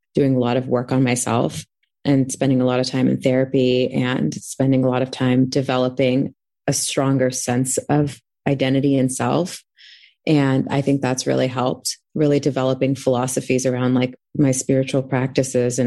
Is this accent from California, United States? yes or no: yes; Anaheim, California, United States; also born or lived in Texas; I'm from North Orange County, from a very small town called Anaheim Hills